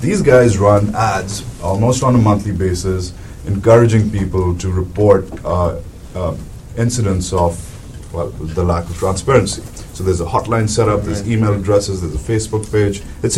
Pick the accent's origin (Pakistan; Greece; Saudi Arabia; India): Pakistan; I'm from Pakistan